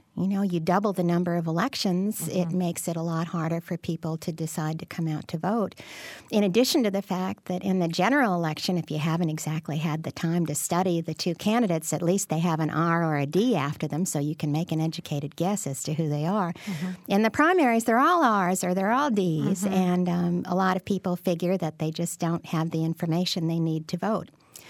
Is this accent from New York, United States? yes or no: no; Illinois, United States; I grew up in Cook County, so I understand that very well.